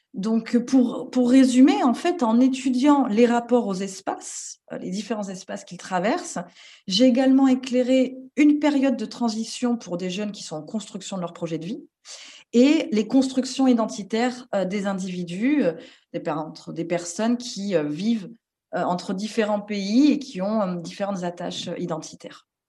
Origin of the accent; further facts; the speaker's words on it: France; en tant que Française